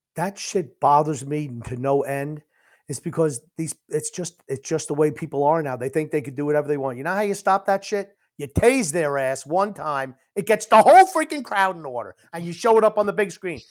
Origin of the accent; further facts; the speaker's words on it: New York, United States; I'm a New Yorker.